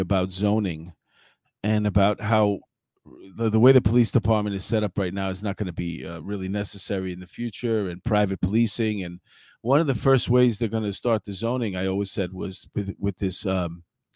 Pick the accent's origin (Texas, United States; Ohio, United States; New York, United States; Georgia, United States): New York, United States; I'm from New York.